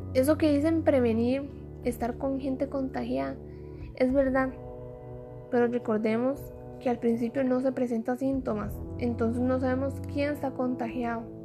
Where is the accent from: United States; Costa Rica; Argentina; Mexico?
Costa Rica; soy costarricense